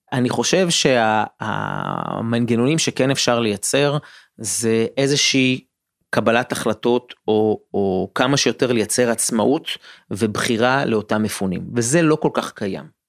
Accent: Israel

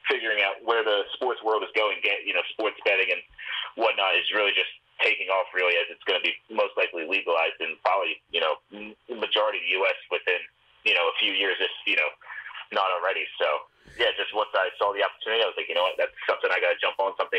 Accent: Northeast, United States; I'm from the Northeast area

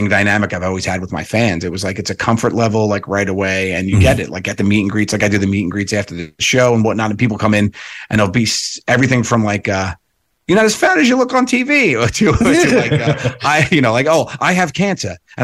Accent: New York, United States; I'm from New York

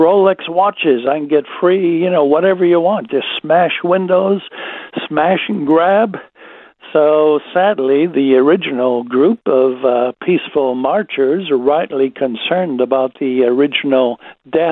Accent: United States; now in Australia; It is my home country

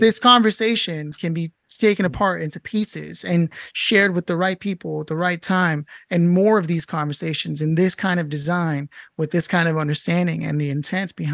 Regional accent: United States; 35 years as an American

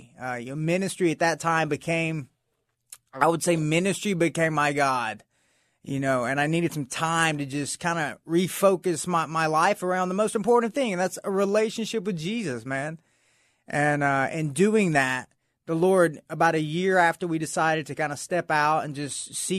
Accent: Atlanta, Georgia, United States; Yeah, I grew up in near Atlanta, Georgia.

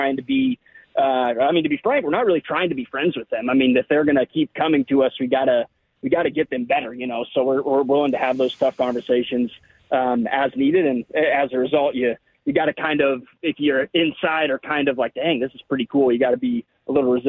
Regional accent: Nebraska, United States; I grew up in Nebraska

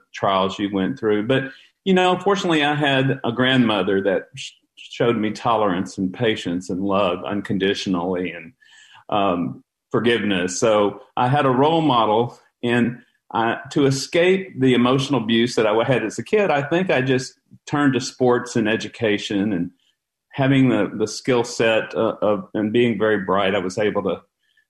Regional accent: Beaumont, Texas, United States; also born or lived in Dallas-Fort Worth / Florida; I'm a native Texan. I grew up in the Beaumont-Port Arthur area.

